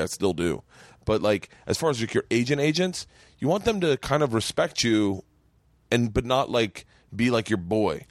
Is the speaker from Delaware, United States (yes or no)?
no; Florida, United States; moved away; when I was a kid growing up in Florida